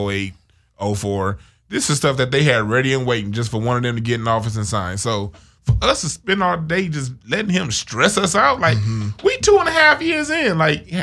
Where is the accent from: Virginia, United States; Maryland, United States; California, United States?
California, United States; Los Angeles; I grew up in the middle of the hood in L.A.